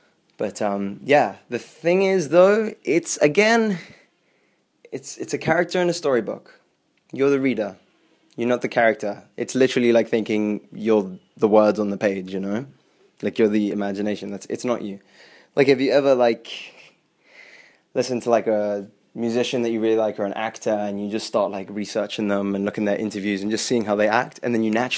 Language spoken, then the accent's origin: English; England, United Kingdom; also born or lived in South Africa; So growing up, I grew up between England and growing up in England and South Africa. So I wouldn't really spend any more than like 3 years in one place, just constantly moving all the time.